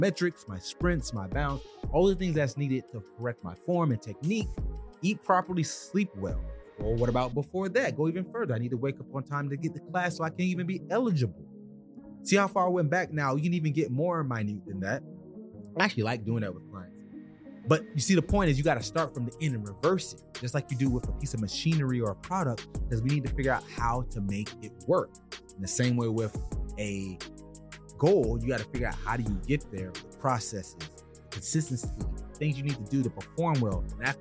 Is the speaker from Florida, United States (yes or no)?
yes; South Florida, United States; I'm from South Florida